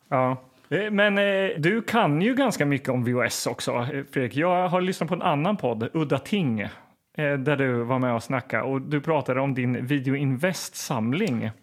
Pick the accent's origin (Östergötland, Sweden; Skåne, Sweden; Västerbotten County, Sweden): Östergötland, Sweden; Linköping; Jag kommer ju också från Linköping